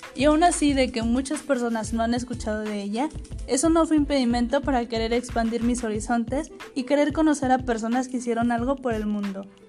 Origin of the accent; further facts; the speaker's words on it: Ciudad Acuña, Coahuila, Mexico; nací en una ciudad pequeñita llamada Ciudad Acuña, Coahuila